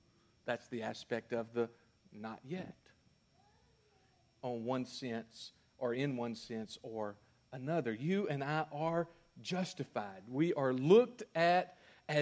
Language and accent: English; United States; I'm an American